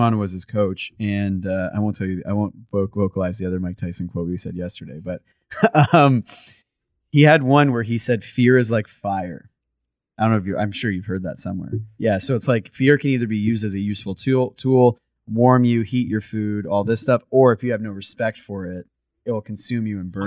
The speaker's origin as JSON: {"language": "English", "country": "Canada", "said": "I'm from Canada"}